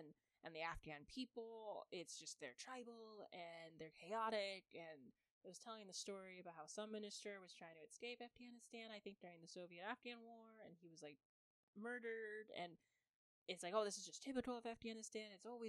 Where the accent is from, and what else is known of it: United States